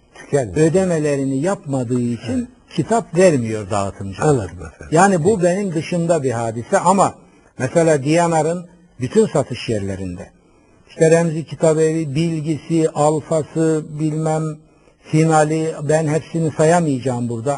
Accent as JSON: {"language": "Turkish", "region": "Black Sea Region", "country": "Turkey", "tie": "born or raised there", "said": "Ben Karadeniz çocuğuyum"}